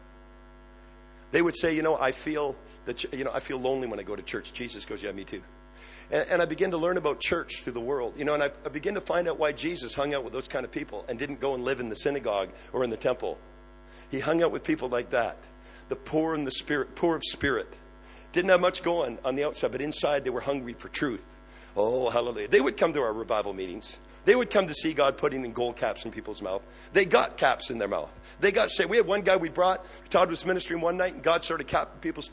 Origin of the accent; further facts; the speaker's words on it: Canada; I am Canadian. I just look American